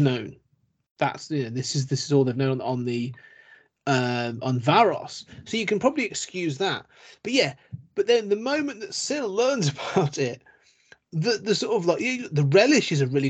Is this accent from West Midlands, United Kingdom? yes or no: yes; Coventry, West Midlands, United Kingdom; I'm from Coventry, and Coventry's right next to Warwickshire